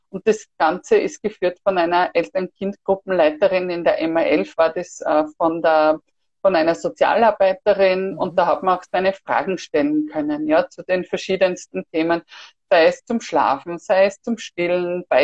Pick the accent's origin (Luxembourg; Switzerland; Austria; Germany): Austria; Styria; now in Vienna, Austria; Vor allem wir sind ja ursprünglich aus der Steiermark sind dann nach Wien gezogen